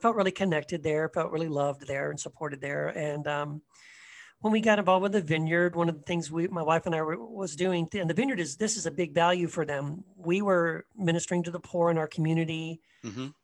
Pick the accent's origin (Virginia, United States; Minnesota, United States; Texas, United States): Texas, United States; Eagle Pass; also born or lived in Tennessee; when I was around second grade, we moved to uh, Eagle Pass, Texas, very small border town